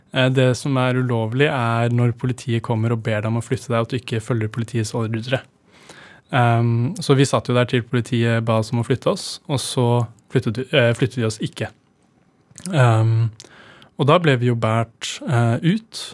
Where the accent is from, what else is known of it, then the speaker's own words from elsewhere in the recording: Oslo, Norway; jeg ble jo født og oppvokst på Grønland